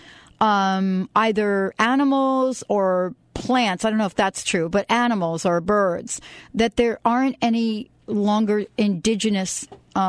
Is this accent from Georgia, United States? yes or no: no; New York City, New York, United States; moved away; I grew up in the Bronx